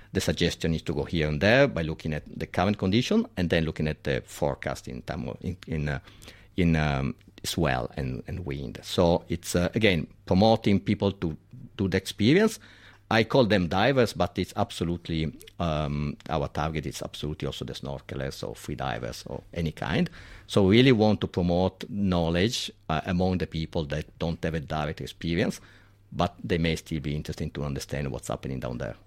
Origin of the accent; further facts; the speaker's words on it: Milan, Lombardy, Italy; accent: Italian; English is a second language; moved away as an adult; now in Sydney, Australia; I'm from Milan, so it's far away.